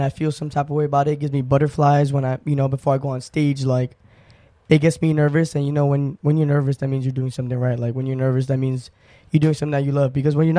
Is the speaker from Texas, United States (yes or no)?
no; New York, United States; born there; And it's going to be on Billboard on Times Square, which is crazy to me because I was born in New York.